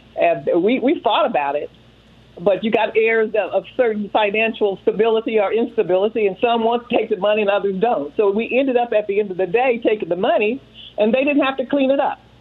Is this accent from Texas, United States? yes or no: yes; Texas, United States; now in Washington D.C., United States; I'm from Texas